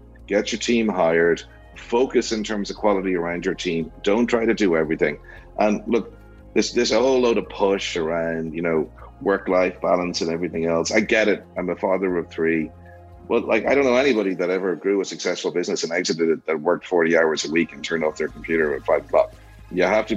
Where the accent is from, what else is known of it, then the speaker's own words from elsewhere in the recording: Dublin, Leinster, Ireland; now in San Antonio, United States; I'm from Dublin, Ireland